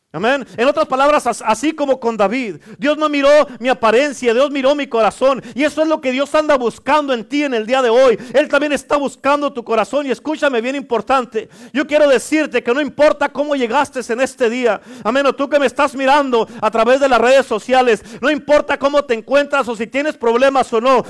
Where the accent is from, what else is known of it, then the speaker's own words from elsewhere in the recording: Durango, Mexico; yo soy de Durango